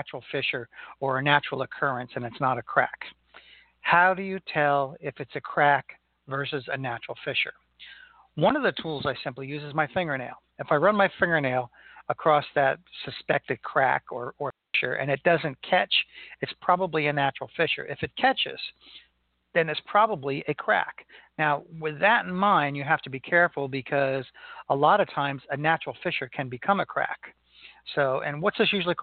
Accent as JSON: {"language": "English", "town": "Melbourne", "region": "Florida", "country": "United States", "tie": "born or raised there", "said": "here in Melbourne, Florida, my hometown"}